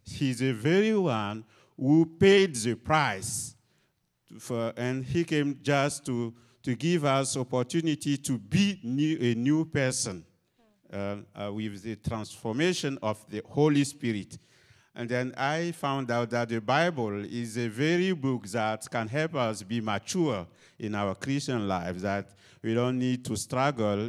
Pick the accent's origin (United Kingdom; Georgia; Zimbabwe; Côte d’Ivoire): Côte d’Ivoire; moved away; I'm originally from Cote d'Ivoire